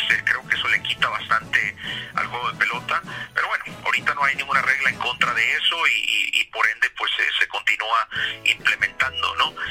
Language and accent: Spanish; Hermosillo, Sonora, Mexico; moved away; soy de Hermosillo, Sonora, es el norte de México, frontera con Arizona